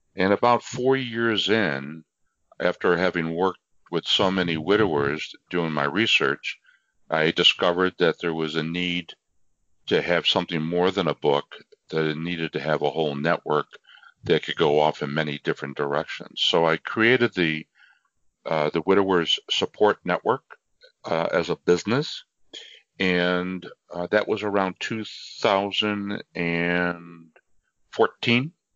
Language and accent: English; near Niagara Falls, Western New York, United States; I am a uh, native of Western New York, very close to Niagara Falls.